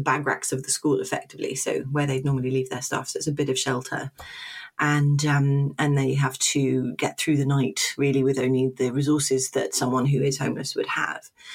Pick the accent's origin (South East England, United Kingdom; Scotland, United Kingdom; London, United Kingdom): London, United Kingdom; moved away as an adult; also born or lived in Oxford; now in Portsmouth, United Kingdom; I'm from London originally